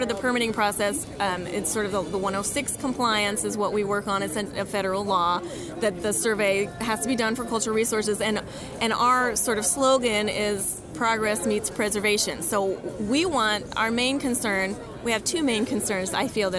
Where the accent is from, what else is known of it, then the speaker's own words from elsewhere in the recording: Richmond, Virginia, United States; moved away as an adult; also born or lived in Rapid City, South Dakota; now in Bismarck, United States; I'm originally from Richmond, Virginia